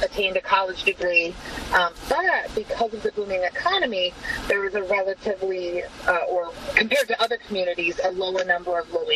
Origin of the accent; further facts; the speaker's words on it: McArthur, California, United States; moved away as an adult; also born or lived in Rio Grande Valley, Texas; now in Permian Basin, United States; I grew up in MacArthur, California.